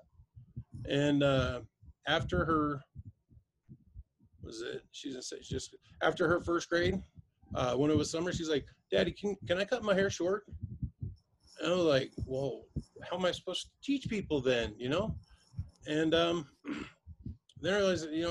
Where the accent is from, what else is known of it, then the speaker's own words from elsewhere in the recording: Arkansas, United States; I was raised in Arkansas